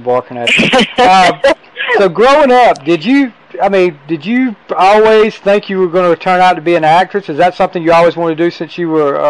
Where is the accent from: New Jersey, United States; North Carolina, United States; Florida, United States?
North Carolina, United States; I'm from a very, very small town in North Carolina. It's probably about 110 people, one stop, right?